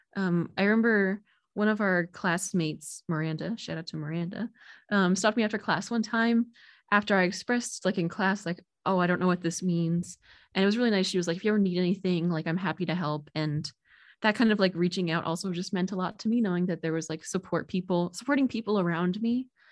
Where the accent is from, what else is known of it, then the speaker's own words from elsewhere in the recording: New Jersey, United States; I'm originally from New Jersey